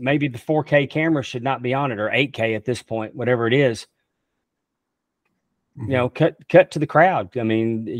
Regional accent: Texas, United States; also born or lived in Utica, Mississippi; I grew up in Texas

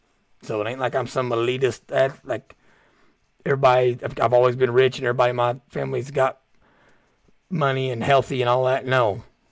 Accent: Kentucky, United States; I can talk about this issue because I'm from Southeast Kentucky.

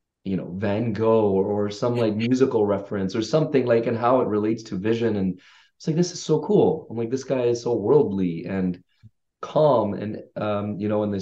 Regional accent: London, United Kingdom; also born or lived in Vancouver, Canada; now in Canada; 94, we moved to Canada from the UK. I grew up in London. And so, you know, went to high school here and in Vancouver

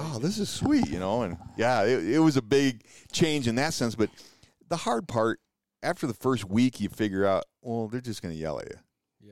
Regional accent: Rives Junction, Michigan, United States; moved away as an adult; also born or lived in California; now in Ephraim, United States; born and raised in Michigan

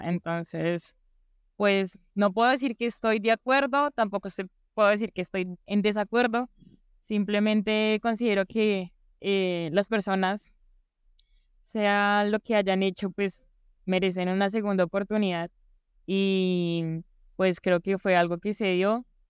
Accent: Bogotá, Colombia; yo nací aquí en Bogotá

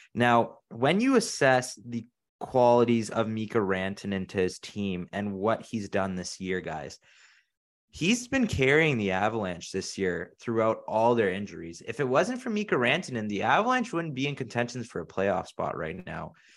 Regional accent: Canada; we are from Canada

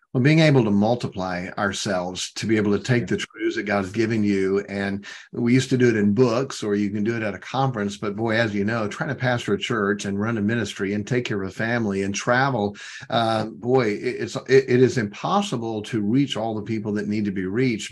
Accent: southwestern Michigan, United States; at an independent Baptist church in southwestern Michigan

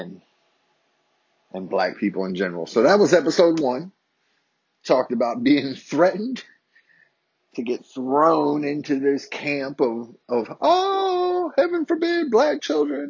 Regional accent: Harrisonburg, Virginia, United States; a summer camp in my hometown of Harrisonburg, Virginia

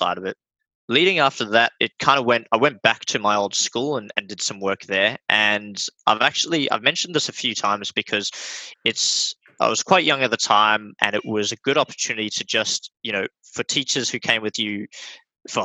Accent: South Africa; also born or lived in Australia; now in Melbourne, Australia; I grew up in South Africa. I was homeschooled. And when we came over to Australia, I was homeschooled as well

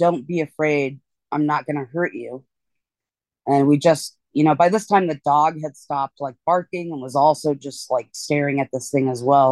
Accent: eastern Washington State, United States; I'm from Washington State originally. Grew up in kind of the eastern part of Washington State, out in the country.

